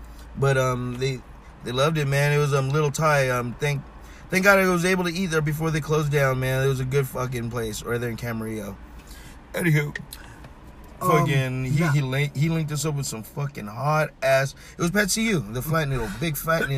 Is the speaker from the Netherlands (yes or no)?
no; Philippines; I'm Filipino. I like good noodle too.